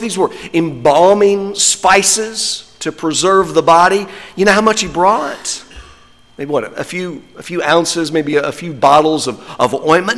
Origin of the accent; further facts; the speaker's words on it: North Carolina, United States; I'm from North Carolina